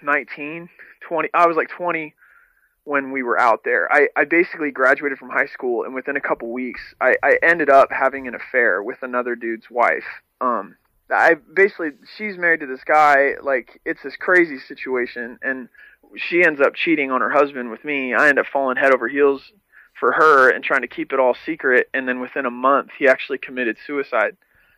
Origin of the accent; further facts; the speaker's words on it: Salt Lake City, Utah, United States; now in California, United States; Well, the reality is that, like, I moved to California from Salt Lake City, and I got involved in, like, the hardcore scene in Salt Lake.